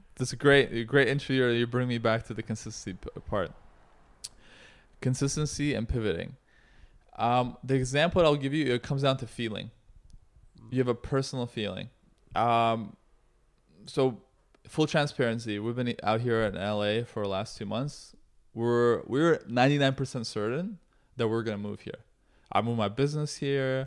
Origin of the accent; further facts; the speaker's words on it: Toronto, Ontario, Canada; also born or lived in Russia; I'm an immigrant from Russia who grew up in Canada